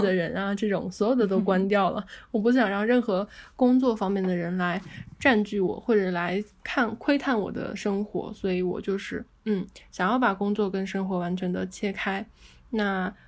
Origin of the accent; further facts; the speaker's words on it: China; 我们中国人